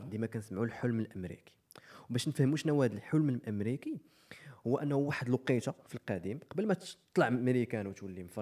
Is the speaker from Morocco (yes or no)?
yes; Morocco; انا كمغربي